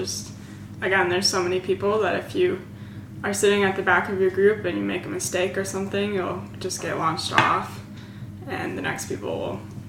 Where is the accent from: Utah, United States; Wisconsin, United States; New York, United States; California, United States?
Wisconsin, United States; Madison; I also race for CXD Trek Bikes, and I'm from Madison, Wisconsin.